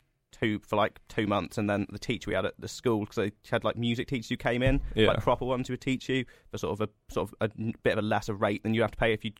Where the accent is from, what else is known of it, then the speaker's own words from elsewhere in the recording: Cornwall, South West England, United Kingdom; where I'm from Cornwall